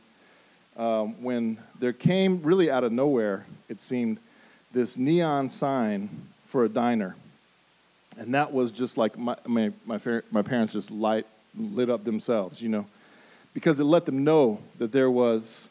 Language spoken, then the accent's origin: English; Denver, Colorado, United States; moved away; I grew up in Denver, Colorado